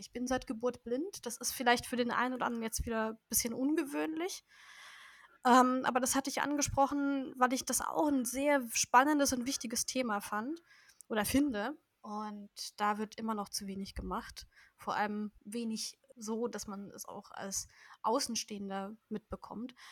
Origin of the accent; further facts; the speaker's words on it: Nuremberg, Bavaria, Germany; ich komme aus Bayern, natürlich. Besser gesagt aus Nürnberg oder Umgebung von Nürnberg.